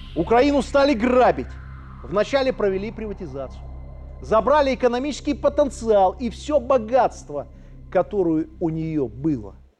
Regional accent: Belarus

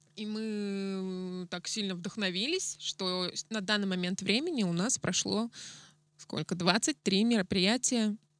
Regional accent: Yekaterinburg, Sverdlovsk Oblast, Russia; moved away; also born or lived in Adler; я из Екатеринбурга, у нас там было много всяких разных заведений. Я устраивала лирические поэтические вечера у себя в городе

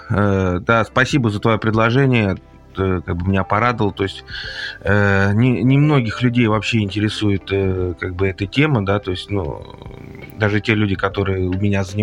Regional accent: Moscow, Russia; born there; я родился в Москве, соответственно, с детства я занимался, э, как бы интересовался борьбой

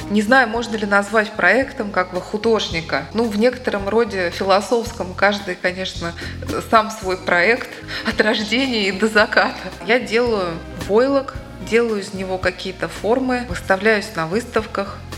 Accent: Moscow, Russia; moved away as an adult; now in Daugavpils, Latvia; Семь лет назад я уехала сюда из Москвы, и теперь я Даугавпилчанка.

